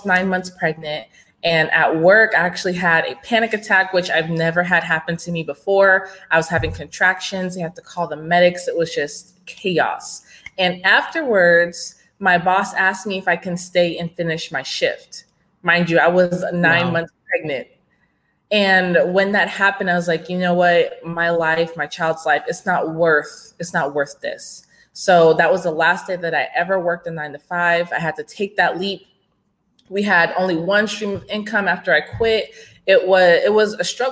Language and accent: English; Gilbert, Arizona, United States; moved away as an adult; now in Dallas, United States; I'm actually from Arizona. I grew up in Gilbert, Arizona